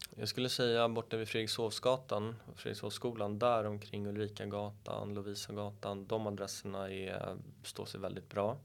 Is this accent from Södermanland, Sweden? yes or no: no; Stockholm, Stockholm County, Sweden; Jag är uppvuxen borta vid Karlaplan